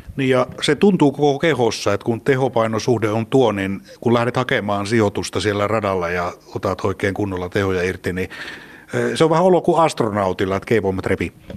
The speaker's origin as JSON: {"language": "Finnish", "region": "Central Finland", "country": "Finland", "said": "me keskisuomalaisina"}